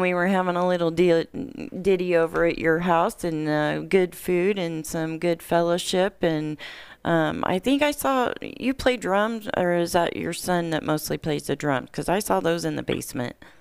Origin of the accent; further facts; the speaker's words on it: Warsaw, Indiana, United States; moved away; my hometown, Warsaw